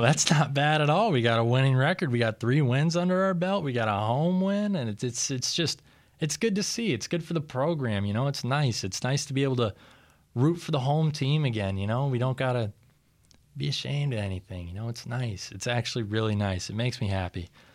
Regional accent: Storm Lake, Iowa, United States; I grew up in Storm Lake. I played football at Storm Lake

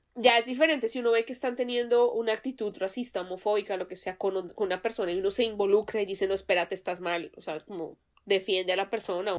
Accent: Colombia; now in United States; digo, pues que de Colombia, obviamente, porque el acento pues me traiciona

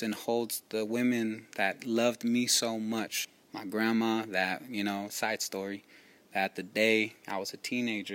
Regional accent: Oakland, California, United States; I grew up in Oakland having my same folks

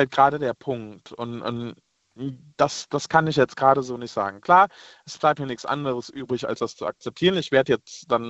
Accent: Rhineland-Palatinate, Germany; Ich komme ja aus, äh, aus dem Westerwald, aus äh, Nähe Koblenz.

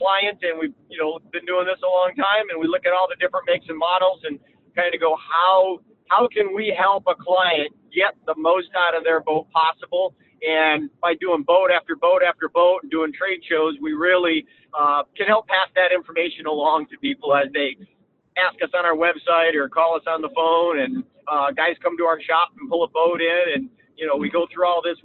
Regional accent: Lake St. Clair, Michigan, United States; I grew up on Lake St. Clair in Michigan here.

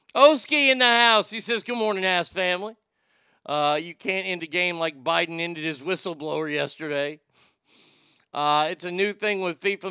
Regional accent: United States; I'm an American

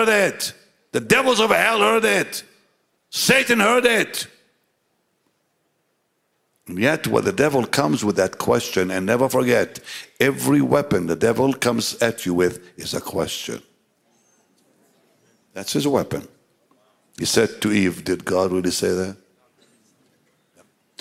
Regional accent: Jaffa, Tel Aviv District, Israel; I grew up in the Holy Land, Jaffa, the city of Jaffa

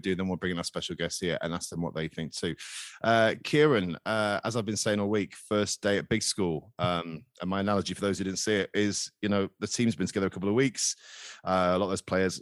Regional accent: England, United Kingdom; as an Englishman

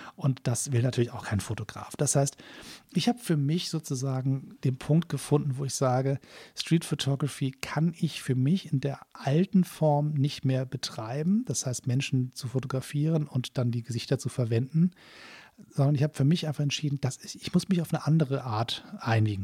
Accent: Hamburg, Germany; Hamburger versucht Kölsch zu sprechen

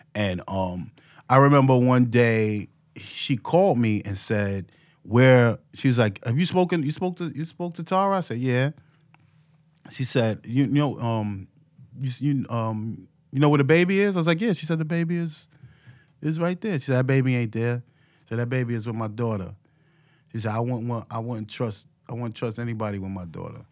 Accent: New York City, New York, United States; I grew up in Harlem.

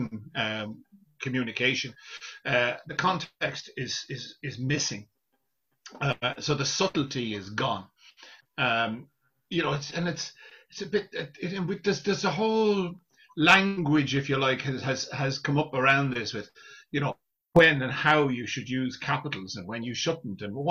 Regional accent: Ireland; as Irish people

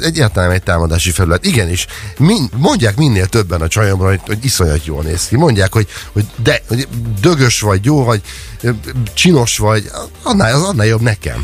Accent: Hungary; moved away; én vidéken nőttem fel

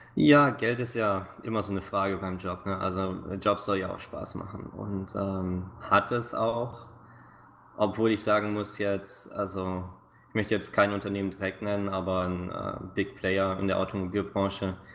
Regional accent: near Stuttgart, Baden-Württemberg, Germany; moved away as an adult; now in Vancouver, Canada; ich bin äh, Schwabe, ähm, aufgewachsen in der Nähe von Stuttgart

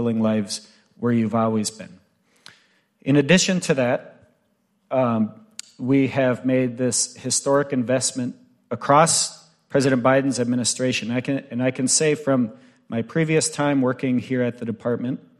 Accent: Bay Mills Indian Community, northern Michigan, United States; I'm Ojibwe from the Bay Mills Indian community, way up at the top of northern Michigan

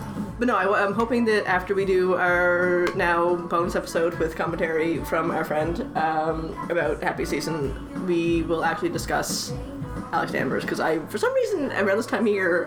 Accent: Canada; also born or lived in Halifax; I'm very Canadian

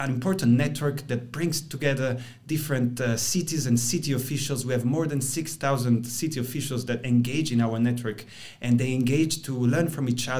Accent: Rome, Lazio, Italy; moved away as an adult; now in Brussels, Belgium; I come from Rome. So I grew up in Rome

